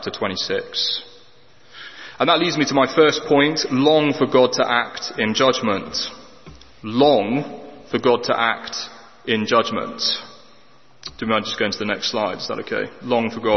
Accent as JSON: {"language": "English", "region": "England", "country": "United Kingdom", "said": "We as the English"}